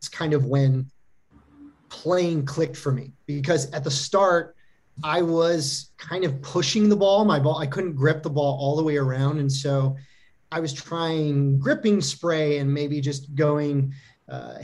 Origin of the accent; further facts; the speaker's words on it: Macomb County, Michigan, United States; now in Los Angeles, United States; in my community league growing up in Michigan in Macomb County, we'd play in city leagues